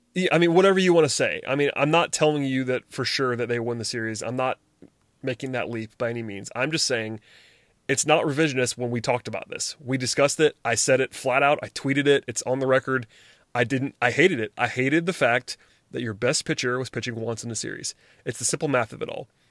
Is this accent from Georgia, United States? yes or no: yes; Gwinnett County, Georgia, United States; I'm from Gwinnett County and I watched Brian McCann play in high school. And I went to high school with Jeff Francoeur